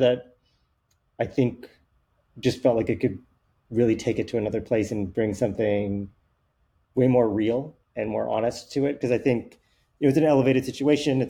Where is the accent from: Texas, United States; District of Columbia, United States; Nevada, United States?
Nevada, United States; Reno; also born or lived in Hawaii; I grew up in Reno, Nevada. Like, you know, I mentioned Hawaii, but I really grew up in Reno, Nevada